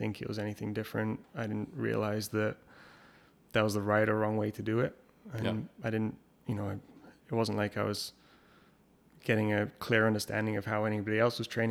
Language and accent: English; England, United Kingdom; we grew up in England